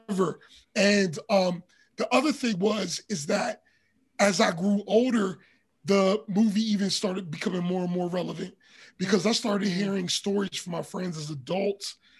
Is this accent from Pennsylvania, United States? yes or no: yes; Pittsburgh, Pennsylvania, United States; growing up in Pittsburgh, especially around that time